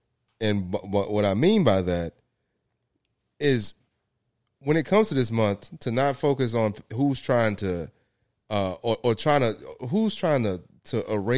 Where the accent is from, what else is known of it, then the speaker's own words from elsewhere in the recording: Winston-Salem, North Carolina, United States; Yeah, I'm from Winston-Salem, North Carolina.